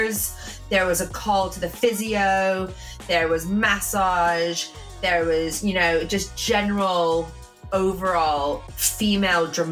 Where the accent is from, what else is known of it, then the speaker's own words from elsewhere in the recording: Canada; moved away; my place of birth, Canada